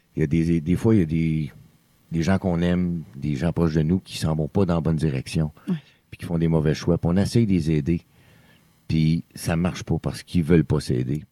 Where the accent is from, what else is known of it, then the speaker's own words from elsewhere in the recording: Sainte-Cécile-de-Masham, Quebec, Canada; je viens de la région de l'Outaouais, d'un petit village qui s'appelle Sainte-Cécile-de-Macham